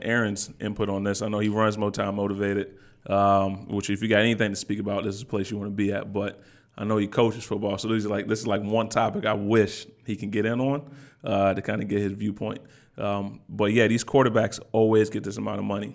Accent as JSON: {"language": "English", "town": "Virginia Beach", "region": "Virginia", "country": "United States", "moved": "yes", "lives_now": "Detroit, United States", "said": "I'm from Virginia Beach all day."}